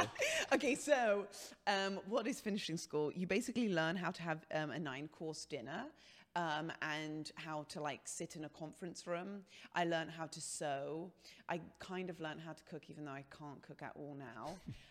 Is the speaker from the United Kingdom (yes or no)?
yes; London, United Kingdom; England, London.